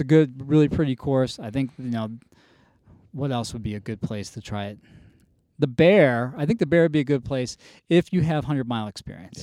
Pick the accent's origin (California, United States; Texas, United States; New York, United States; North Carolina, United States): North Carolina, United States; moved away as an adult; I grew up kind of in North Carolina